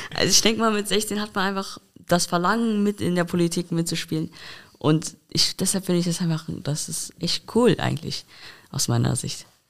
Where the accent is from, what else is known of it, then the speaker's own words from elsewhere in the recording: Koblenz, Rhineland-Palatinate, Germany; Ich komme aus der Altstadt tatsächlich auch